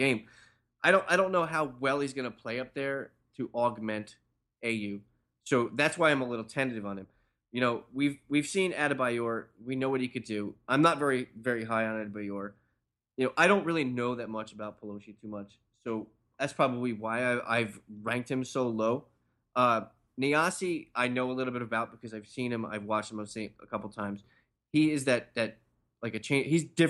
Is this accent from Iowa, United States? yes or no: no; New Jersey, United States; because I'm from Jersey.